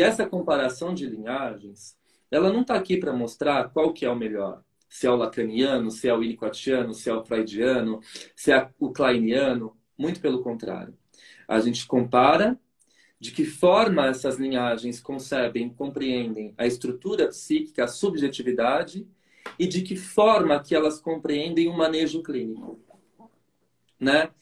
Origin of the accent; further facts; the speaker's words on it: São Paulo, Brazil; fui criado aí na Zona Sul de São Paulo